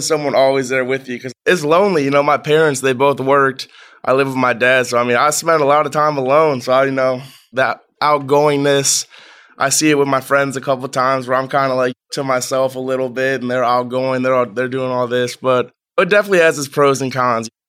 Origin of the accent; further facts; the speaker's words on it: Strongsville, Ohio, United States; I'm from Strongsville, Ohio. Moved around a couple times. Set up shop in Strongsville for majority of my childhood.